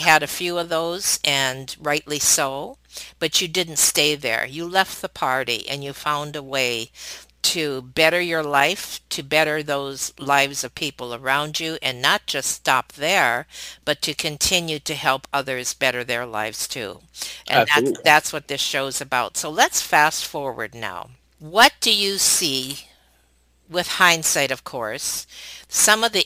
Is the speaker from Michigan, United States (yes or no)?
yes; Detroit, Michigan, United States; I grew up in Detroit